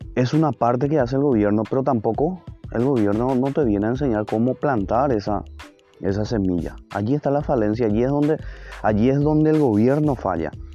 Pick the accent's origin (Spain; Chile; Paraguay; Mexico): Paraguay; nosotros como paraguayos